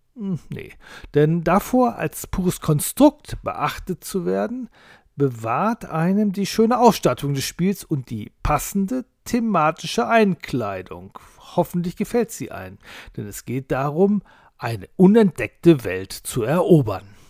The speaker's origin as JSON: {"language": "German", "town": "Duisburg", "region": "North Rhine-Westphalia", "country": "Germany", "said": "Schließlich bin ich aus Duisburg"}